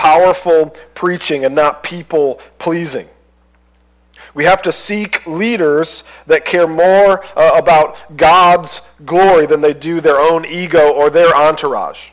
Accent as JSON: {"language": "English", "country": "United States", "said": "as an American"}